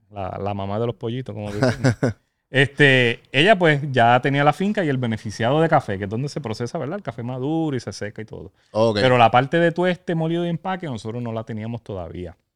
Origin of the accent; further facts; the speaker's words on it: Utuado, Puerto Rico; soy de Utuado, de Ciales.